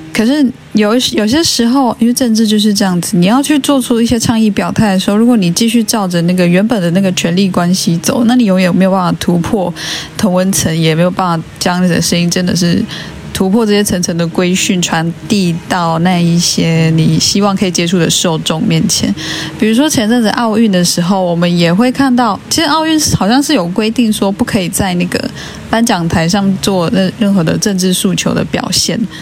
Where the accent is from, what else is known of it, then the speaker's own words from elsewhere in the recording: Taiwan; 这些事情并不是身为原住民的我已经停止思考的事情